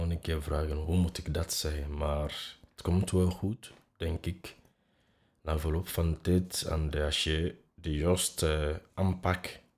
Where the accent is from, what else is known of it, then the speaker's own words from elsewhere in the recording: Nigeria; accent: African; Dutch is a second language; now in Belgium; Ja, Nigeria te gaan